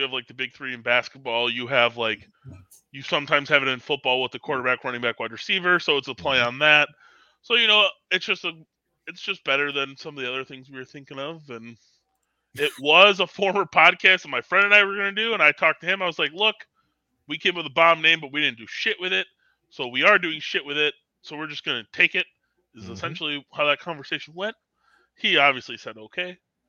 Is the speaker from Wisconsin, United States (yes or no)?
yes; Wisconsin, United States; we wanted to like least – like show that we're from Wisconsin.